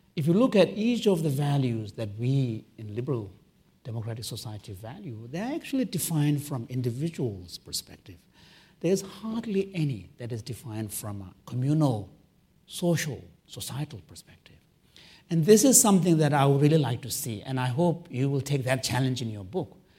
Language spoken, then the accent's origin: English; Canada; I'm a Canadian